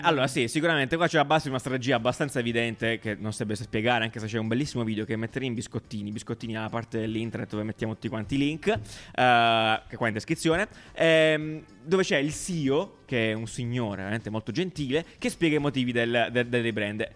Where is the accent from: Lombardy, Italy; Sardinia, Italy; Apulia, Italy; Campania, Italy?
Apulia, Italy; accent: pugliese; col mio accento uh, pugliese